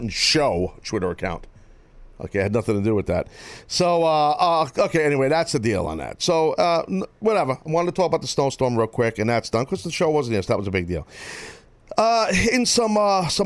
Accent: Northeast, United States; we're all from the Northeast

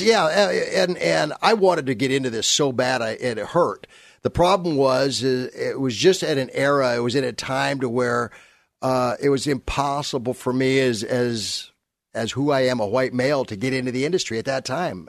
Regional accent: San Fernando Valley, California, United States; also born or lived in Burbank; I came from, uh, Burbank. Well, actually, I came from the San Fernando Valley area

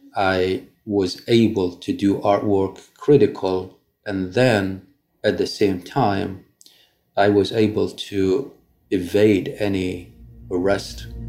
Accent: Iraq; moved away as an adult; now in New York, United States; back home in Iraq under Saddam's regime

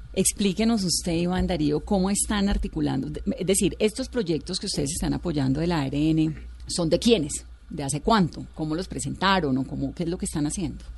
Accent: Colombia; como colombiano y como periodista

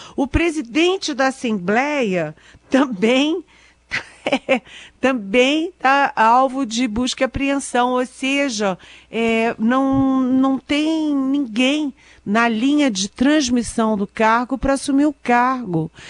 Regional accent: Rio de Janeiro, Brazil; moved away; eu sou carioca, minha mãe mora no Rio

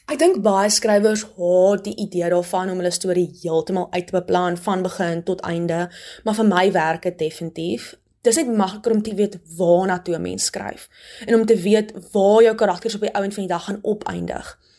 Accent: Hopefield, West Coast, Western Cape, South Africa; also born or lived in Stellenbosch; Ek kom van Hopeville Taal, 'n klein dorp in die Weskus.

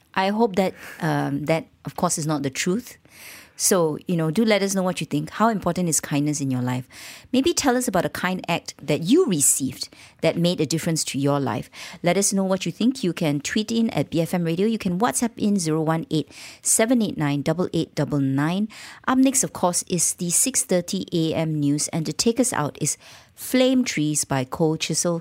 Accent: Malaysia; accent: Malaysian; being Malaysian and sounding Malaysian.

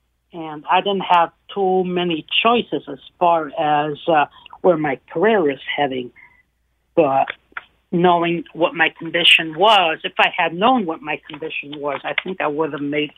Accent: Italy; born there; moved away; because I was not born in this country. I was born in Italy

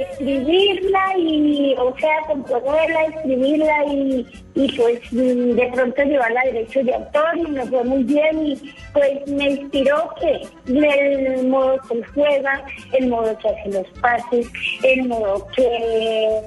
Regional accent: Monguí, Boyacá, Colombia; mi pueblo, que es Monguí.

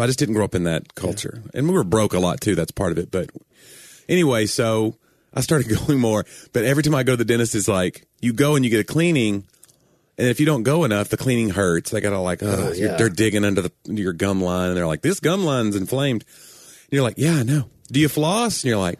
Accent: the South, United States; accent: southern; some of my southern accent has been kind of weeded out anyway, because I'm trying to be more.

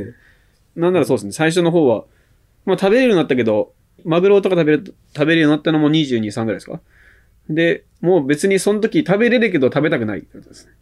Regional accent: Saitama, Japan; 海なし県、まあ、埼玉、生まれも育ちも埼玉なんで

